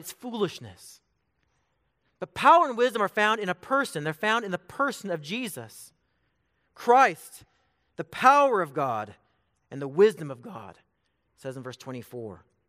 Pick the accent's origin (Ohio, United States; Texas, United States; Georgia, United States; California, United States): California, United States; Bakersfield; now in Emporia, United States; I'm from Bakersfield, California.